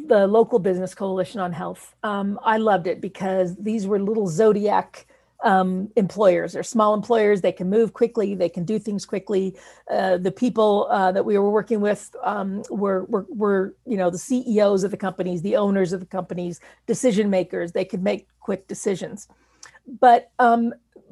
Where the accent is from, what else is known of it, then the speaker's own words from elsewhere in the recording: Wyoming, United States; moved away; I am from Wyoming